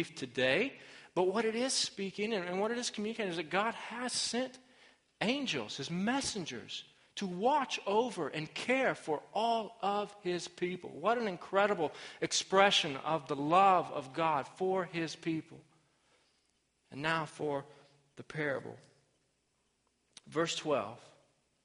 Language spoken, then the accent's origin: English; Arkansas, United States; my home state of Arkansas